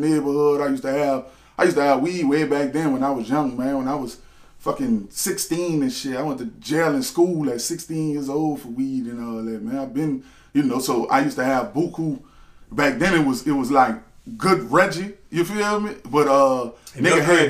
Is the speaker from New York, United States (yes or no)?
no; Harvey, Louisiana, United States; I'm from Harvey, man, from the west side of New Orleans, dog. I'm from Harvey, I'm from a neighborhood they call the Woods